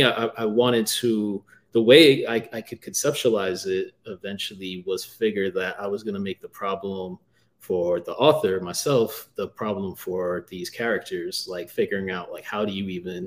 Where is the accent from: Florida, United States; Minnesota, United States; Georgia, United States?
Florida, United States; moved away; I grew up in Florida, and I always have to watch myself for crapping on Florida too much because I am from there